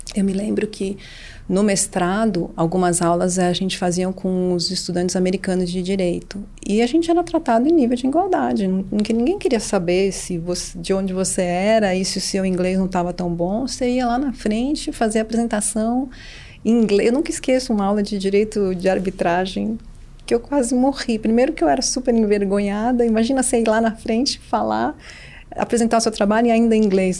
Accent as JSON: {"language": "Portuguese", "country": "Brazil", "also_born_or_lived": "New York / São Paulo", "said": "eu voltei para o Brasil é, é, em junho de 2002"}